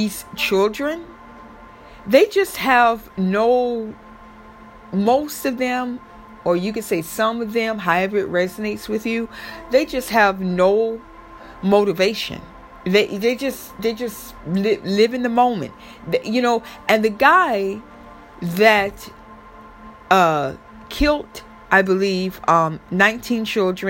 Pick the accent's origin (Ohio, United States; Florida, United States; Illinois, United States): Florida, United States; I'm from Florida